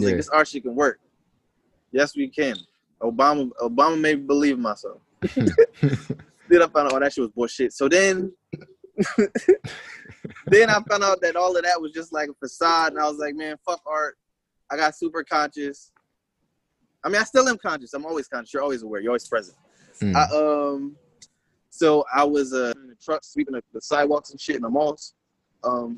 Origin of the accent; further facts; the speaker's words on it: Wilmington, Delaware, United States; I'm from Wilmington